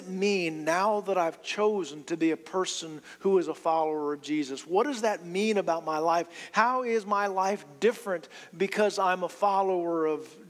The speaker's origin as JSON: {"language": "English", "region": "London", "country": "United Kingdom", "tie": "born or raised there", "also_born_or_lived": "Eunice", "moved": "yes", "said": "I was born in London"}